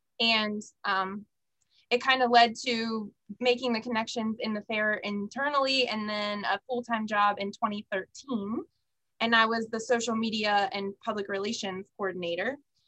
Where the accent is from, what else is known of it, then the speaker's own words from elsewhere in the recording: Frederick, Maryland, United States; I grew up in Frederick, Maryland. And I attended the fair my entire life, and I was a 4-H'er and an FFA member